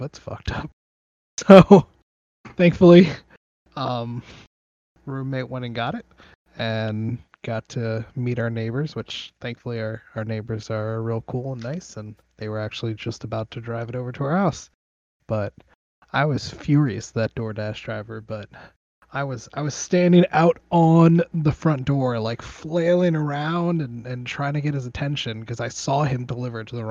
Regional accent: Miami, Florida, United States; now in Georgia, United States; I was born in Miami, raised by Cuban parents, Hispanic family, and didn't really have much exposure to all this Southern culture until I moved to good old Georgia

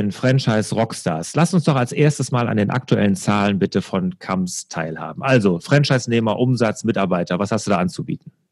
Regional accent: Rhineland, Germany; Was ich natürlich als Rheinländer fragen muss, was macht der Herr Kamps denn heute?

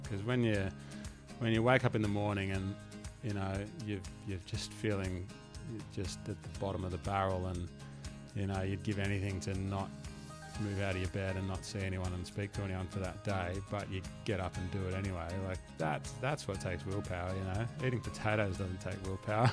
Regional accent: Langwarrin, Victoria, Australia; I grew up in Langwarren, which is probably, I don't know, half an hour, forty minutes drive away from where you grew up

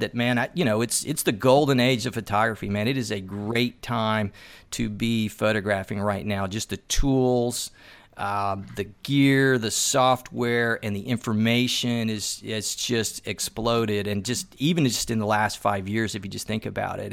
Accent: Tennessee, United States; I'm originally from Tennessee

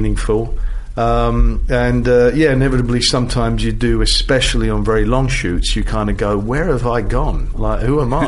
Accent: England, United Kingdom; as an Englishman

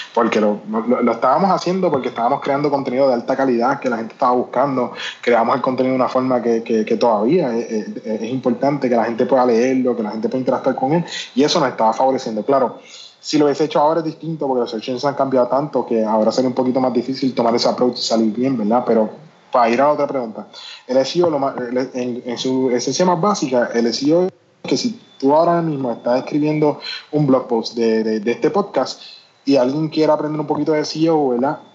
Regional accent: Puerto Rico; moved away; also born or lived in United States; como puertorriqueño

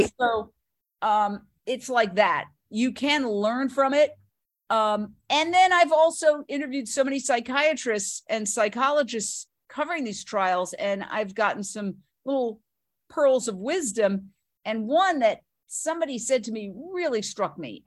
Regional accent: New York City, New York, United States; moved away as an adult; also born or lived in Fort Myers, Florida / Minneapolis / Philadelphia / Los Angeles; I grew up in Manhattan, went to NYU

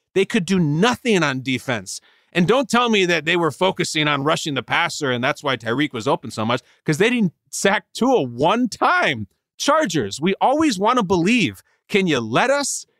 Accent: Chicago, Illinois, United States; I'm born and raised in the Chicago area

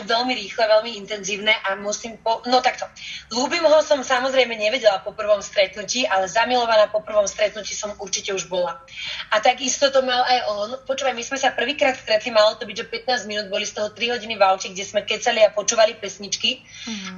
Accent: Bratislava, Bratislava Region, Slovakia; also born or lived in Germany / Záhorie / Bosnia; Viac menej žijem celý život v Bratislave, s tým, že chvíľočku sme bývali aj na Záhori, chvíľočku sme tak nejak pendlovali, aj, ja som sa narodila totiž to v Nemecku. Takže moje prvé roky boli práve v Nemecku, potom sme prišli do Bratislavy

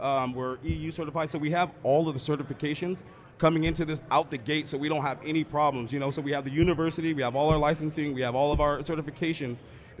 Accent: Emerald Triangle, California, United States; also born or lived in Santa Rosa, Sonoma County; I'm from the Emerald Triangle. I live up in Santa Rosa and Sonoma County

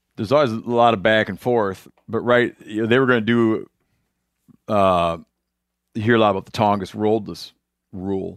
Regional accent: Michigan, United States; I'm from Michigan

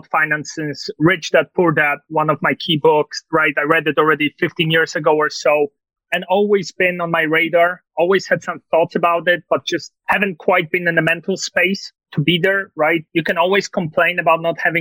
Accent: Poland; English is a second language; moved away as an adult; also born or lived in Tulsa, Oklahoma, United States; now in United States; I was born and raised in Poland, so I'm not faking this accent

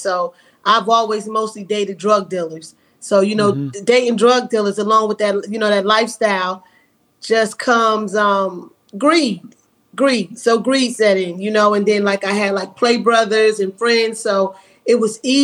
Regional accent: Asbury Park, New Jersey, United States; moved away as an adult; also born or lived in Atlanta, Georgia; I was born and raised in Asbury Park, New Jersey, and I attended high school at Lakewood

